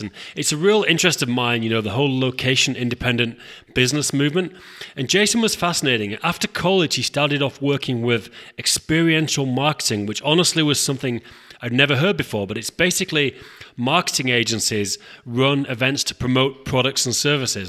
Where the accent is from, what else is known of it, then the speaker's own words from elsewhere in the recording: England, United Kingdom; I'm from England